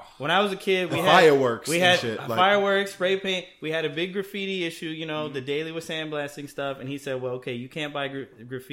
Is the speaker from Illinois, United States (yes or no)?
yes; Chicago, Illinois, United States; I grew up in Rogers Park too